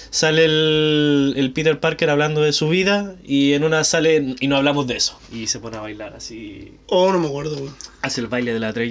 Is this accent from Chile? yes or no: yes; Chile; si somos de Chile